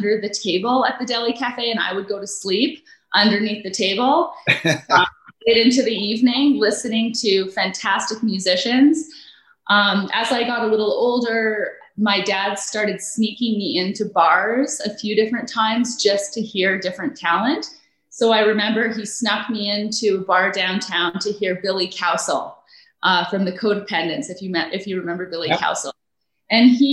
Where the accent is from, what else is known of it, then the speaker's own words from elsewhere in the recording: Calgary, Alberta, Canada; also born or lived in Nova Scotia; we grew up in Sunnyside